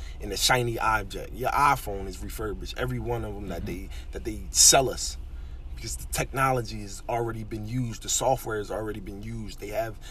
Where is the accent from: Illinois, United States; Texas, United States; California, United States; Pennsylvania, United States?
Pennsylvania, United States; Philadelphia; moved away as an adult; now in Pennsauken, United States; I currently reside in Pensauken, New Jersey. I mean, I was raised in West Philadelphia, North Philadelphia, all around the city.